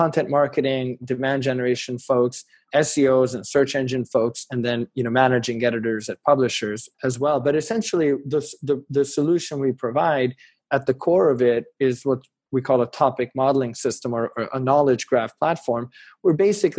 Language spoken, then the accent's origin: English; Hungary; English is a second language; now in United States; we came from Hungary, which was a, you know, post-Soviet country where they didn't have consumer education nearly as much as in the US.